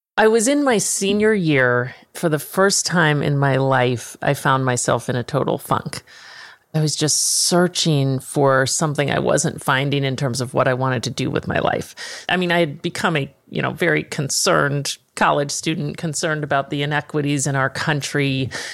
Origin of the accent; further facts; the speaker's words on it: Dallas, Texas, United States; moved away; also born or lived in Manhattan; I'm from Dallas